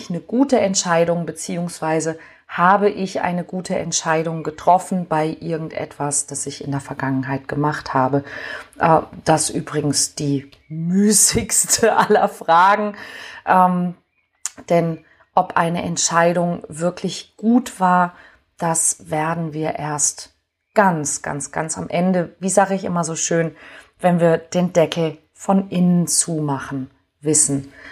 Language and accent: German; Hamburg, Germany; ich nehme mal mein, meine Heimatstadt Hamburg